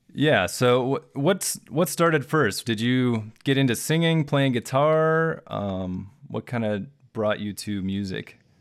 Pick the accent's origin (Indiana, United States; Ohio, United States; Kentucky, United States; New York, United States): Ohio, United States; I'm from Ohio